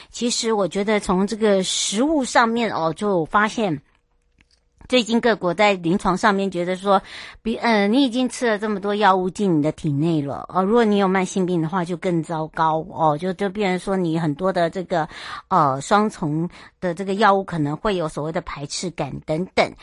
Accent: Hualien, Hualien County, Taiwan; 我的故乡花莲

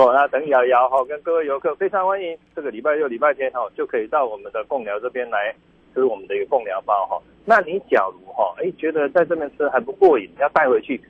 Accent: Taiwan; 我觉得我们台湾人真的是哈，逆境里面哈，又会在

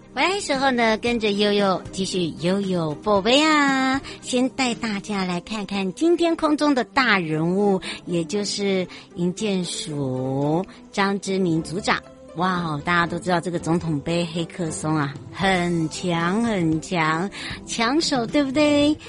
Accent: Miaoli County, Taiwan; 像我自己，我妈妈是苗栗人，我们我们从小也是在外婆家长大

